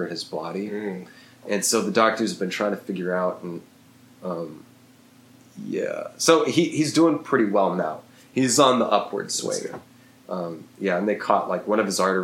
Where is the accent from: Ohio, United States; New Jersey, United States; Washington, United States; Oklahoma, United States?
Oklahoma, United States; Eufaula; born or raised there